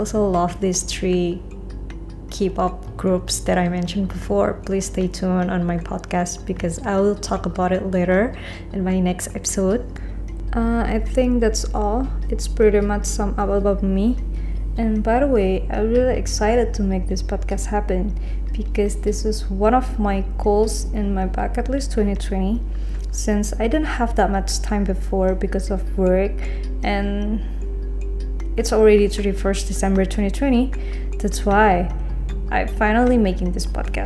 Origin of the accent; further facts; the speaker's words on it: Indonesia; I'm from Indonesia